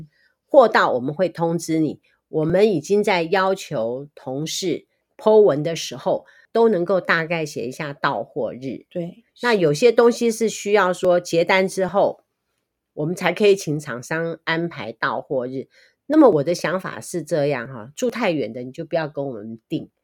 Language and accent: Chinese; Taiwan; 我们台湾人